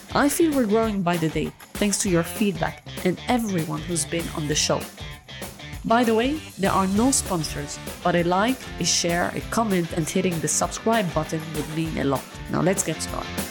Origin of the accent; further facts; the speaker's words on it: Lebanon; moved away; maybe I'm from Lebanon as well.